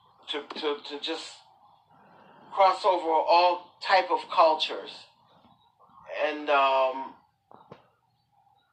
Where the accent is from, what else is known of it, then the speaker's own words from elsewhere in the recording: Rocky Mount, North Carolina, United States; I was born in Rocky Mount, North Carolina.